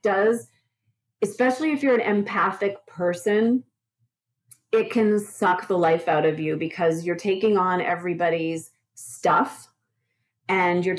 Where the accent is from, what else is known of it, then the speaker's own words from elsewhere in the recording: Montreal, Quebec, Canada; moved away as an adult; now in Sedona, United States; I'm from Montreal, and I worked for California Closets in Montreal for, God, just under 20 years. And then I decided I wanted to move to Sedona, Arizona, where I live now